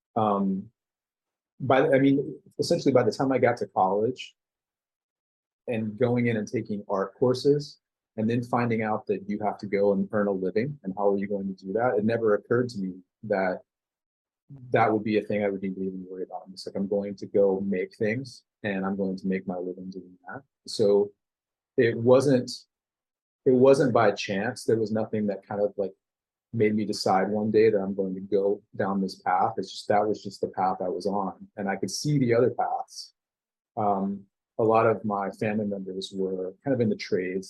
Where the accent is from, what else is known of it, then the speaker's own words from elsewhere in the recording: Denton, Texas, United States; I grew up in a town called Denton, north of Dallas